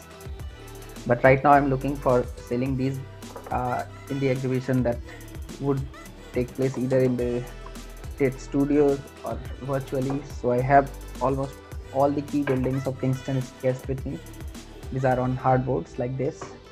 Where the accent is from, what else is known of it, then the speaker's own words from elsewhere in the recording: India; moved away; I am from India